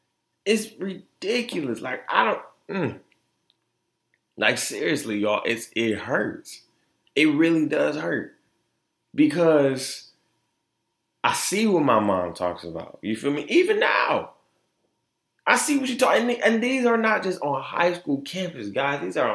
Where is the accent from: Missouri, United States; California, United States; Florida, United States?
Florida, United States; born there; also born or lived in Detroit, United States; if you know me, I was born in Florida. Moved to Detroit.